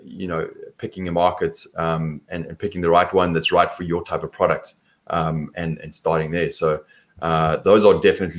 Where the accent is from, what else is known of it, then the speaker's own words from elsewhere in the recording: South Africa; accent: South African; My accent is different. It's South African